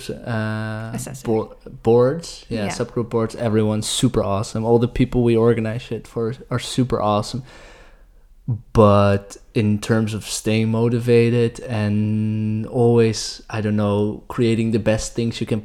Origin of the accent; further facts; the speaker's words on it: Alphen aan den Rijn, South Holland, Netherlands; I am from a small town called Alphen aan den Rijn